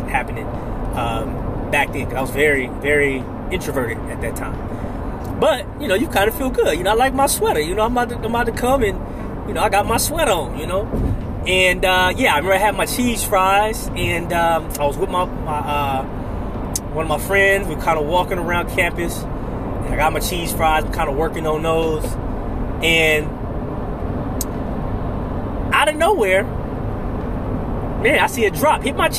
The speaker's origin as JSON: {"language": "English", "town": "Oakland", "region": "California", "country": "United States", "tie": "born or raised there", "said": "I'm from Oakland, California"}